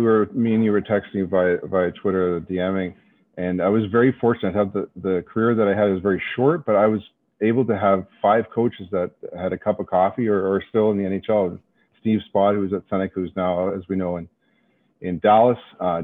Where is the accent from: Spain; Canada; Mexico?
Canada; Toronto, Ontario; born and raised in Toronto.